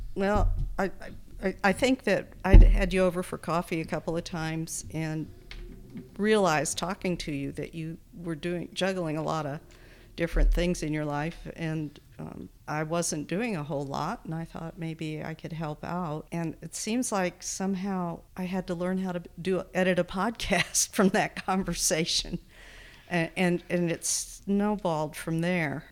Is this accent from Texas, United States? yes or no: yes; Texas, United States; also born or lived in Wisconsin; now in Bozeman, United States; I grew up in Texas, mostly, uh, Wisconsin and Texas, but mostly Texas. So that's where I say I'm from, and that's where my accent comes